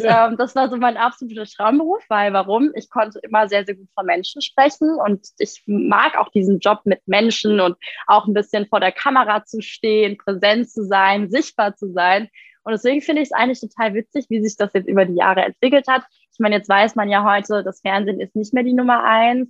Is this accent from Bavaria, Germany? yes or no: no; Frankfurt, Hesse, Germany; Ich komme ja hier aus Frankfurt.